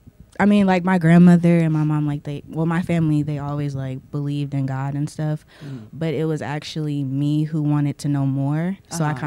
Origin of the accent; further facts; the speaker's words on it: Japan; now in United States; Because growing up in Japan, I was kind of free to actually be myself.